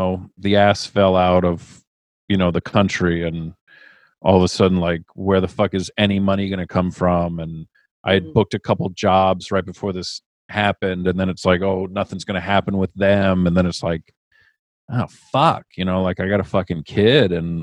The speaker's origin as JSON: {"language": "English", "region": "Rhode Island", "country": "United States", "said": "I'm from Rhode Island"}